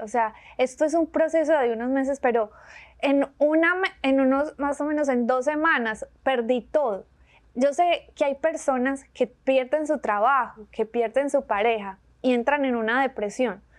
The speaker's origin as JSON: {"language": "Spanish", "town": "Medellín", "region": "Antioquia", "country": "Colombia", "tie": "born or raised there", "also_born_or_lived": "San Diego, California", "accent": "paisa", "moved": "as an adult", "lives_now": "Birmingham, United States", "said": "soy de Medellín, Colombia, una ciudad hermosísima"}